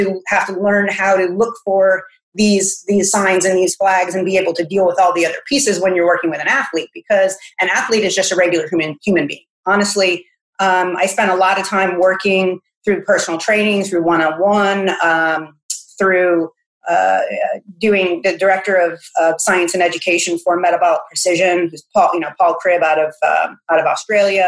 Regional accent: Massachusetts, United States; moved away as an adult; now in South Carolina, United States; I'm originally from Massachusetts.

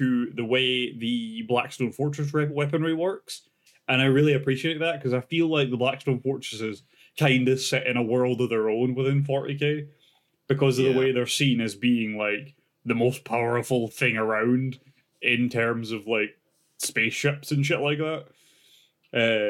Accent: Scotland, United Kingdom; being Scottish

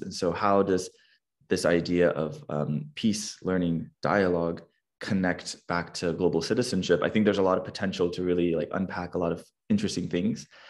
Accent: California, United States; a fellow Californian

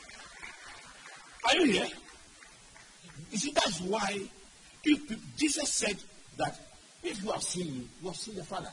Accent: Ghana; I grew up in Anabraka.

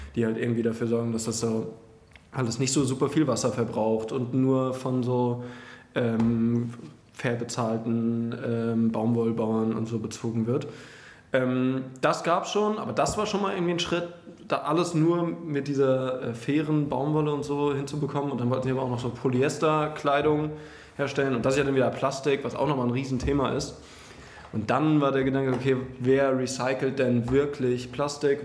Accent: Frankfurt am Main, Hesse, Germany; now in Berlin, Germany; ich komme ja aus Frankfurt am Main eigentlich

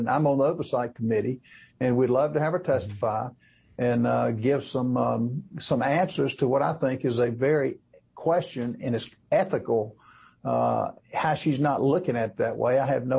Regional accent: South Carolina, United States; They have a plant in Greenville, South Carolina, which is in my home state of South Carolina

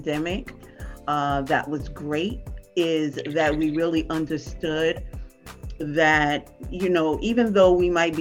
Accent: New York City, New York, United States; I am from New York City.

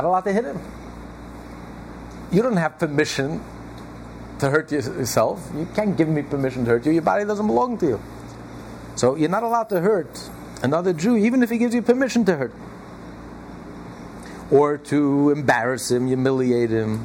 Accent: United States; we're all American

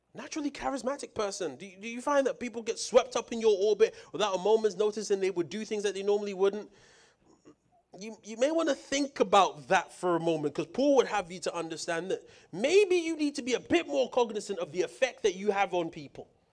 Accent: United Kingdom; moved away; coming from the U K

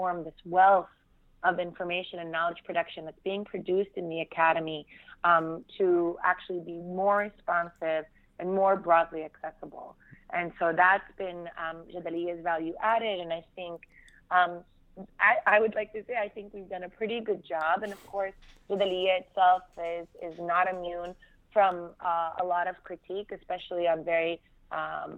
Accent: Fremont, California, United States; also born or lived in Abu Dis; I grew up in Fremont, California, which is northern California.

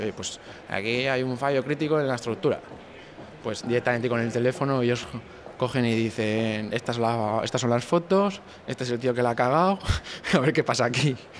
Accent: Santander, Cantabria, Spain; also born or lived in Barcelona; el núcleo de duro somos de Santander

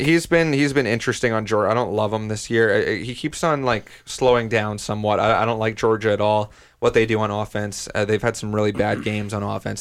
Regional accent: Canada; as a Canadian fan

